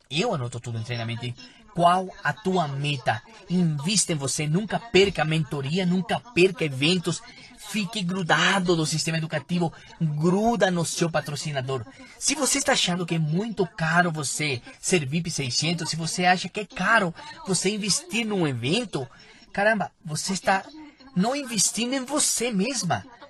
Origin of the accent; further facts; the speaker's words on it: Peru; Eu sou peruana